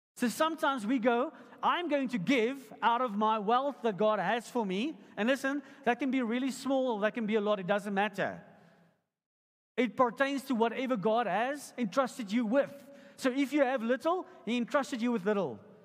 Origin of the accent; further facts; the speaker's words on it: Potchefstroom, North West, South Africa; I grew up in Potchefstroom